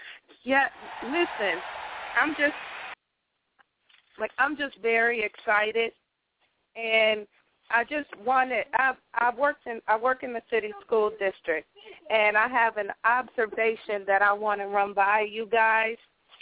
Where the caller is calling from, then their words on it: Rochester, New York, United States; I'm calling from Rochester.